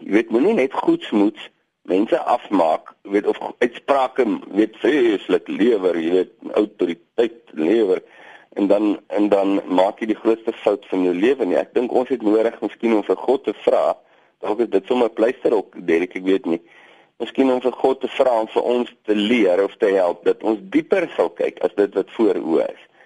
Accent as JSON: {"language": "Afrikaans", "area": "Boland", "region": "Western Cape", "country": "South Africa", "moved": "as an adult", "lives_now": "Namaqualand, South Africa", "said": "Ek kom uit die Boland uit."}